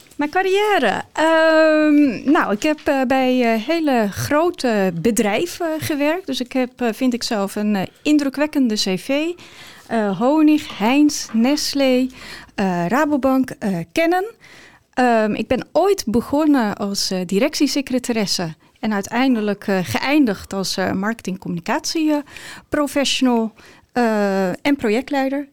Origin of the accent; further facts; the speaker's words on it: Ursem, North Holland, Netherlands; also born or lived in Amstelveen / Amsterdam; now in Alkmaar, Netherlands; geboren in Amstelveen opgegroeid in Ursem